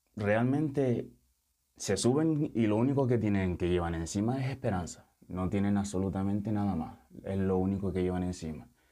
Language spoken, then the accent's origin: Spanish; Lanzarote, Canary Islands, Spain; moved away as an adult; also born or lived in Senegal; now in Tenerife, Spain; A mí me trajo mi padre con, con cuatro años, me crié en Lanzarote, pasé toda mi infancia, mi adolescencia en Lanzarote y después me vine para Tenerife para estudiar